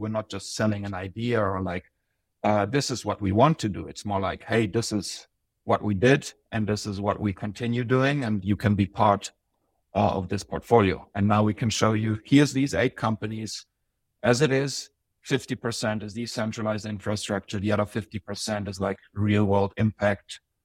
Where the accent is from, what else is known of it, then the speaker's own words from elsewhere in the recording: Germany; moved away as an adult; also born or lived in Bosnia; now in Zurich, Switzerland; it was twenty fourteen when I moved here from Germany. That's where I lived most of my life. Uh, originally I was born in the Balkans in Bosnia, but now I'm in Switzerland.